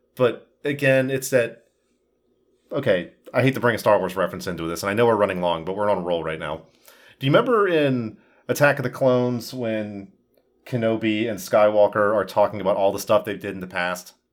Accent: United States; as an American citizen

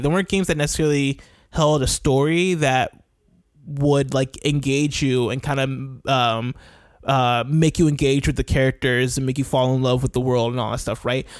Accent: Champaign, Illinois, United States; moved away as an adult; I spent the first 21 years of my life in a town called Champaign

